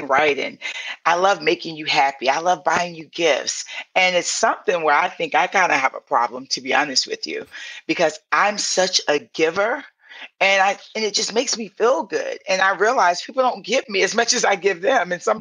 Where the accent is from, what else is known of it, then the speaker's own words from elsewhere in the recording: St. Petersburg, Florida, United States; moved away; also born or lived in Atlanta; I'm from Southside St. Pete in the hood and the projects.